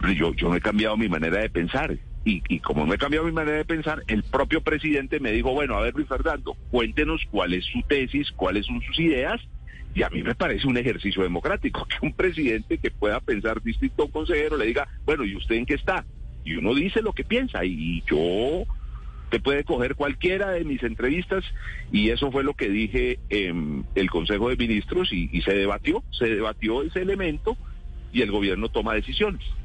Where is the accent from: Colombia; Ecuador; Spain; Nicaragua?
Colombia; northern Cauca; en mi tierra, allá en el norte del Cauca